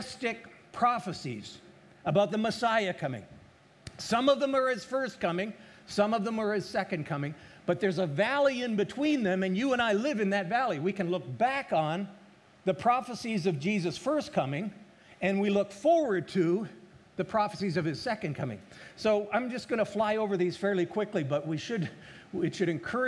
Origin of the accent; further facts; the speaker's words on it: Alberta, Canada; moved away; I was raised in Alberta, Canada.